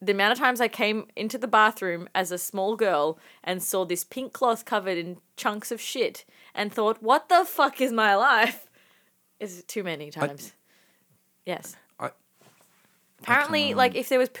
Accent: Lebanon; Growing up in Lebanon

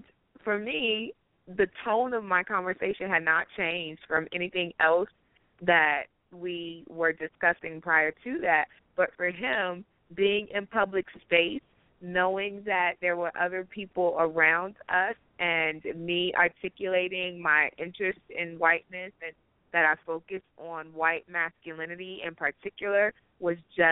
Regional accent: Chicago, Illinois, United States; also born or lived in South Carolina / Atlanta; now in Colorado Springs, United States; Chicago, which is my hometown

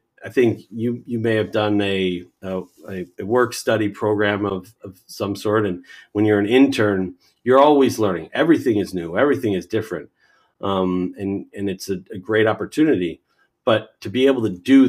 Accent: United States; I'm an American and I grew up here

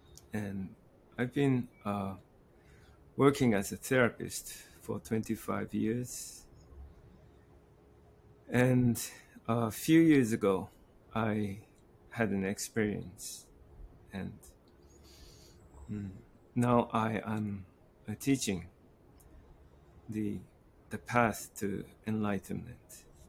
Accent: Japan; also born or lived in Morocco / United Kingdom / France / United States; I'm from Japan. I was born in Morocco and moving around in UK and France, United States, different countries. And I settled down in Kyoto for a while

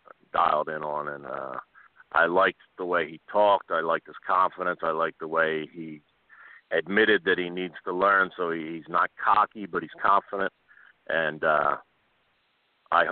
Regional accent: Philadelphia, Pennsylvania, United States; being a Philadelphian

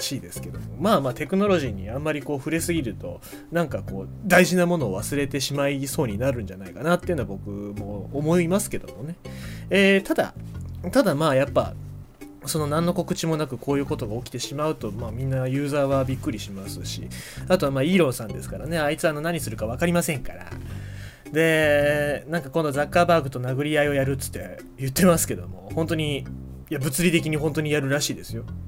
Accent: Kyushu, Japan; 九州人としては

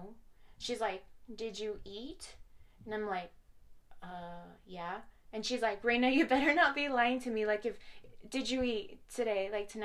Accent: Horizon City, Texas, United States; also born or lived in Las Cruces, New Mexico; my hometown of Horizon City

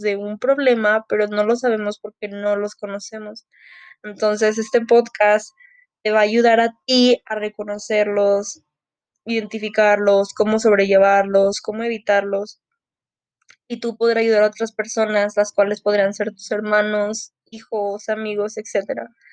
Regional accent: Mexico; soy mexicana

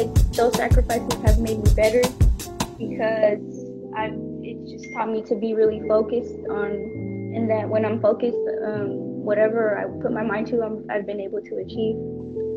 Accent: Oakland, California, United States; I'm from Oakland, California, and I train at Lightning Boxing Club.

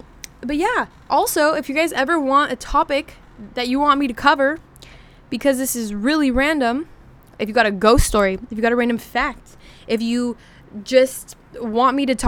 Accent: Washington, United States; So I'm originally from Washington. And if you're from Washington, you know that all of us are caffeine addicts.

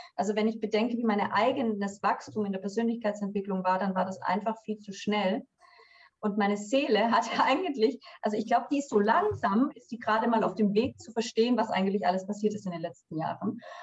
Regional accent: Swabia, Germany; moved away as an adult; ich bin eine gebürtige Schwäbin

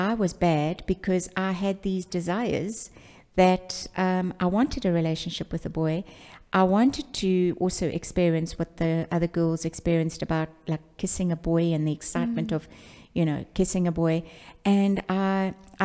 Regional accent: Pietermaritzburg, KwaZulu-Natal, South Africa; I was born in Pietermaritzburg, and that's in KwaZulu-Natal

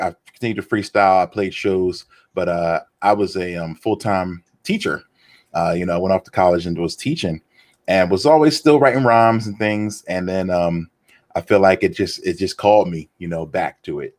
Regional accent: Philadelphia, Pennsylvania, United States; growing up in Philly

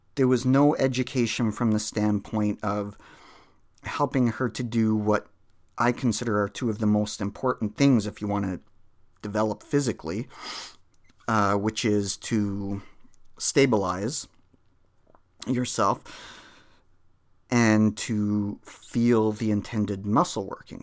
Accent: Canada; I'm Canadian

